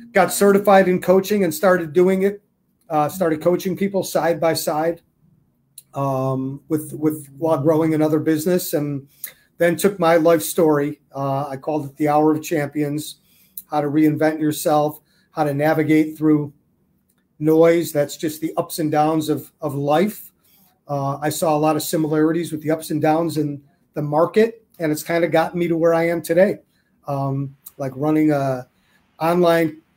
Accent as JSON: {"language": "English", "town": "Chicago", "region": "Illinois", "country": "United States", "also_born_or_lived": "Arizona", "said": "I'm from the Chicago area"}